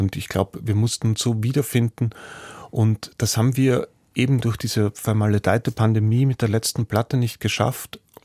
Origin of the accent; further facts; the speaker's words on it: Austria; mir als Österreicher